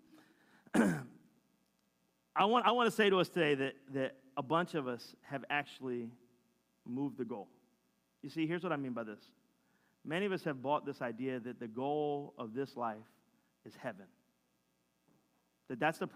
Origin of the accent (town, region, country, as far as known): Philadelphia, Pennsylvania, United States